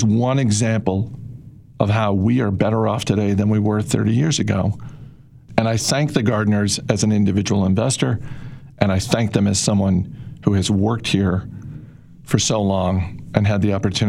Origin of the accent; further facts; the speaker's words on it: Maine, United States; I grew up in Maine, which is not a big state, in a town of 17,000 people